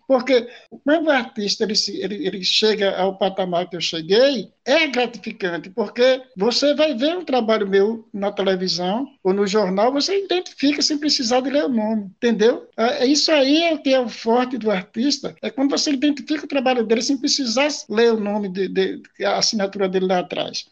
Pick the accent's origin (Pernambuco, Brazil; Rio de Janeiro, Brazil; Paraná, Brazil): Pernambuco, Brazil; Tracunhaém; Eu nasci em Tracunhaém